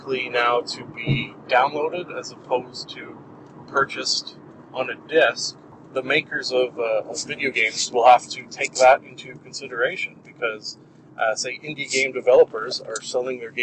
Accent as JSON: {"language": "English", "country": "Canada", "said": "a Canadian living in Canada"}